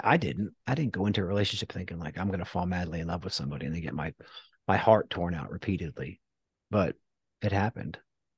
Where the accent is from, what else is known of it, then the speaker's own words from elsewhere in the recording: New Jersey, United States; now in Texas, United States; We're not good here in Texas. My home state, New Jersey's up there, baby.